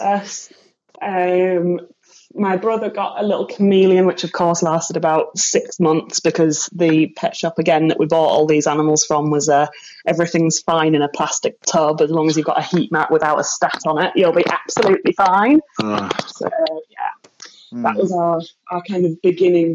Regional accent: North Cave, Yorkshire and the Humber, United Kingdom; accent: posh; also born or lived in Hull; I grew up in South Cave, which is about 15 minutes, North Cave, sorry, which is about 15 minutes drive from Hull, so not even that far out of it.

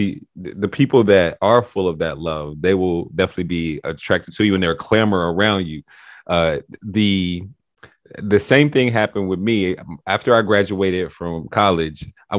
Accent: Cincinnati, Ohio, United States; moved away as an adult; also born or lived in Southern Kentucky; I grew up in Cincinnati, Ohio

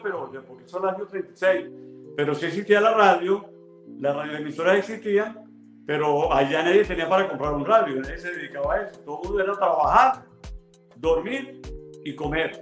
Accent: Turén, Portuguesa, Venezuela; also born or lived in Barquisimeto; yo nací en Barquisimeto, y mi primer paso, mi crianza, eh, mi formación desde el hogar, la recibí haciendo los pininos allá en Turén.

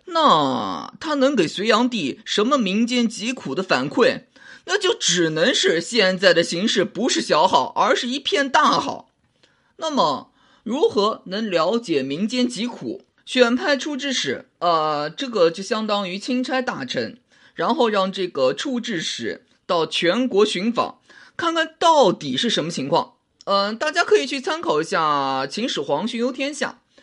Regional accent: China; 我们中国人

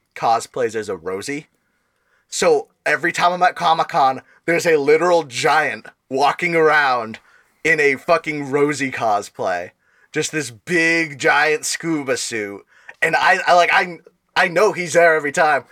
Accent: Rhode Island, United States; we're from Rhode Island.

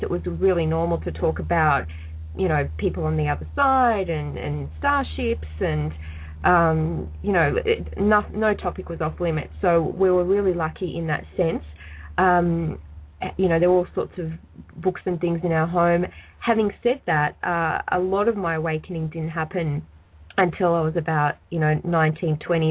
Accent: Australia; I'm Australian

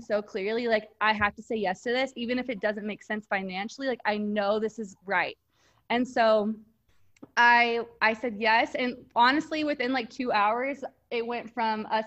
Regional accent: Texas, United States; I grew up in Texas

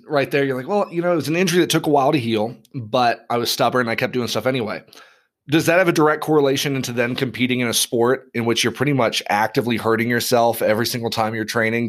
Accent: Knoxville, Tennessee, United States; born there; also born or lived in overseas; But like, I mean, I grew up overseas. I was born on the East Coast of the U.S. Like I'd never experienced snow. Like I was born in Knoxville, Tennessee.

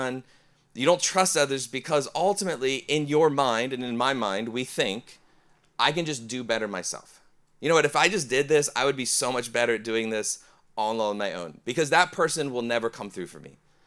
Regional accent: Ohio, United States; I'm from Ohio area.

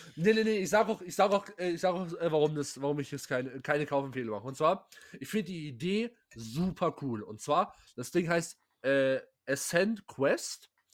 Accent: Pforzheim, Baden-Württemberg, Germany; ich komme aus Pforzheim

